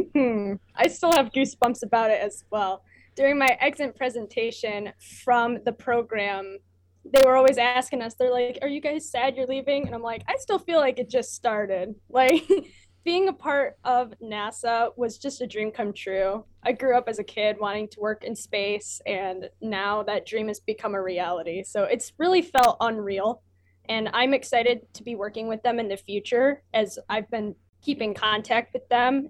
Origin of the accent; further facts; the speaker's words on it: Michigan, United States; I'm from Michigan.